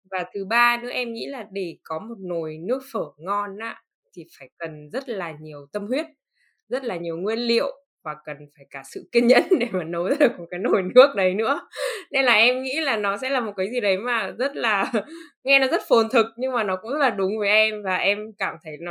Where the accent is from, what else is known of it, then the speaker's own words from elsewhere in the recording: Northern Vietnam, Vietnam; thứ nhất là bởi vì em là người miền Bắc và em rất là thân thuộc với cái chuyện ăn phở